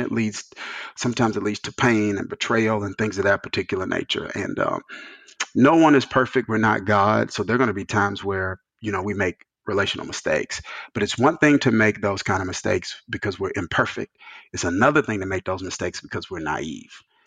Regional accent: rural Mississippi, United States; moved away as an adult; also born or lived in New Jersey; I came from Mississippi, which was Bible Belt, small. My dad led a smaller church, bivocational. He's a bivocational pastor for the majority of my my childhood

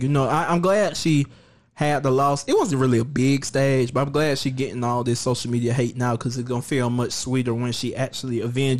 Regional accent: Toronto, Ontario, Canada; She gonna run the Track Star and I do it and I'm from Toronto.

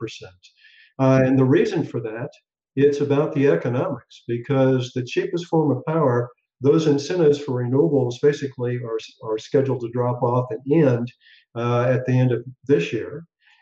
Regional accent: Tulsa, Oklahoma, United States; I grew up in Oklahoma, actually Tulsa, which when I grew up was the oil capital of the world

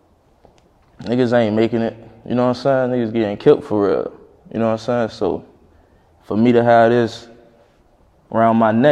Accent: Miami, Florida, United States; you could say I'm from Brown Sub

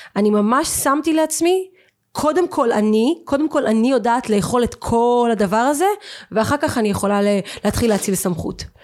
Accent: Eilat, Southern District, Israel; moved away; also born or lived in Central Israel; אני, אני אילתית, אוקיי? אילתית עיר קטנה, חמה, קטנה

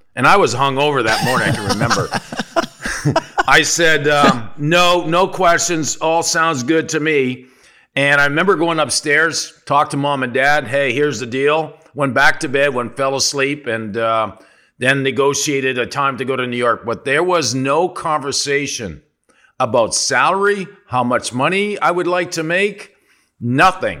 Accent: Sudbury, Ontario, Canada; moved away as an adult; I'm from Sudbury, Ontario

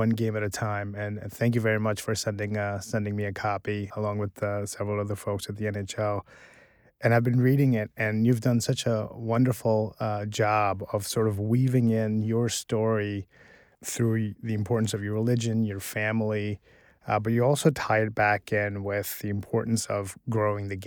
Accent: Canada; born or raised there; also born or lived in Pakistan

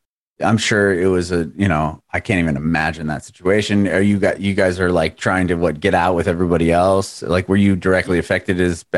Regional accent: San Diego, California, United States; moved away as an adult; also born or lived in San Francisco; now in Nashville area, United States; I'm originally from San Diego. I lived in San Francisco for a little bit of time, back to San Diego.

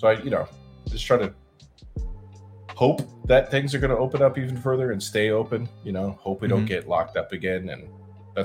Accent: Arizona, United States; also born or lived in California; I was born in California. Moved to Arizona

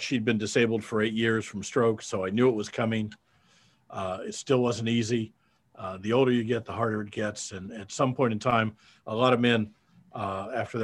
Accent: Davenport, Iowa, United States; moved away as an adult; also born or lived in Kansas City / Texas; I'm a Midwestern boy. I grew up in Davenport, Iowa

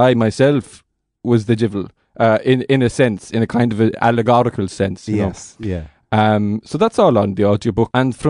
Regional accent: Connacht, Ireland; I was raised by wolves in Connemara

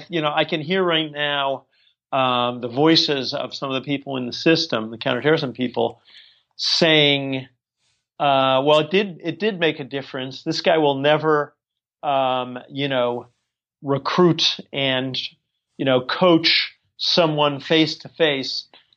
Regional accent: Washington, District of Columbia, United States; also born or lived in Georgia; I was born in Georgia, but I grew up mostly around D.C.

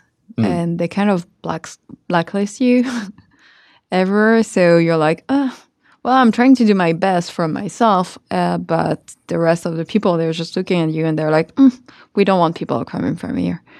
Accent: Tremblay-en-France, Île-de-France, France; I am truly from a city called Tremblay, which is 45 minutes train ride from Paris.

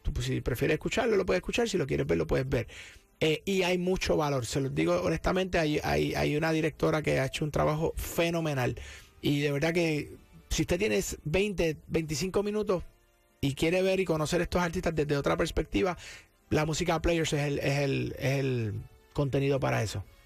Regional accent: Cabo Rojo, Puerto Rico; accent: Puerto Rican; now in San Juan, Puerto Rico; de allá, natural de Cabo Rojo y adoptado en San Juan hace muchos años. Este, pero sí, Boricua

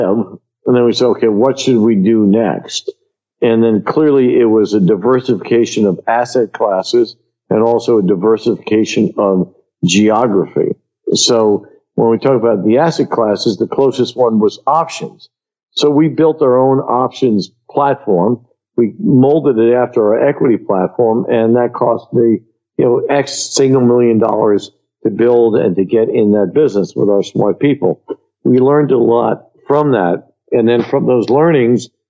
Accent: New York City, New York, United States; I was born in Queens

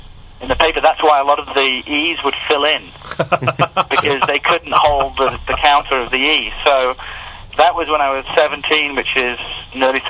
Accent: United Kingdom; moved away as an adult; now in United States; I'm British

